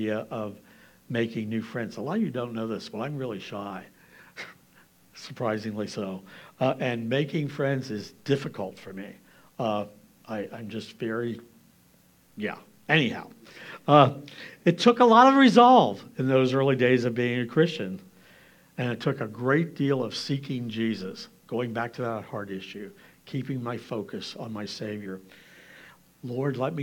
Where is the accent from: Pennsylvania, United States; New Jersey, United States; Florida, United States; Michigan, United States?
Pennsylvania, United States; Lancaster County; I'm from Lancaster County